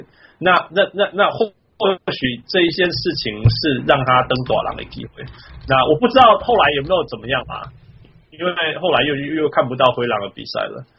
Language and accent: Chinese; Canada; 他是我们加拿大人，